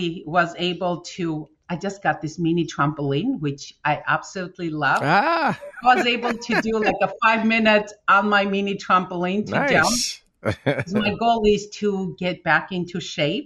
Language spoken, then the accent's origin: English; Armenia; moved away as an adult; When we came from Armenia in 1992 with my family, I just finished my college. So we moved here